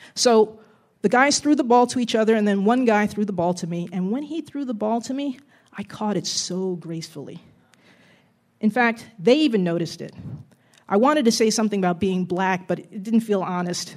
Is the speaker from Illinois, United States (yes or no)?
no; Jersey City, New Jersey, United States; growing up in Jersey City in the seventies